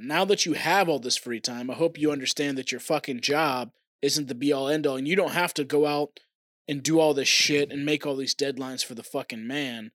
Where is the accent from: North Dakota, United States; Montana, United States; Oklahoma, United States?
Oklahoma, United States; born or raised there; moved away; also born or lived in Tennessee